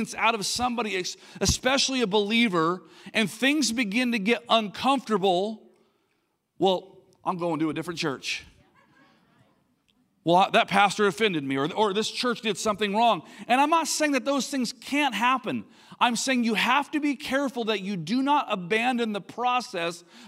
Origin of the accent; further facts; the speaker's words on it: Linda, California, United States; I grew up in this place called Linda, California.